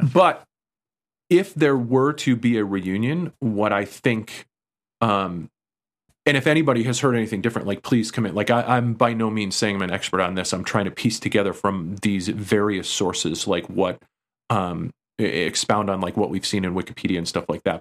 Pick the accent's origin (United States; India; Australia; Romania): United States; East Coast; growing up on the East Coast